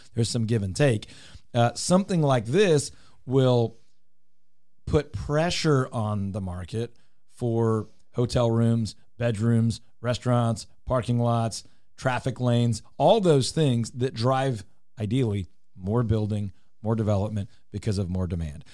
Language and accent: English; Houston, Texas, United States; I grew up in Houston